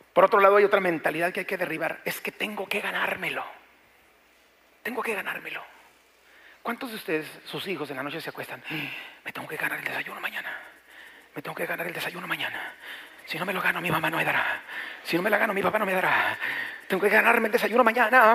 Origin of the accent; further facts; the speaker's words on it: Mexico; nuestro México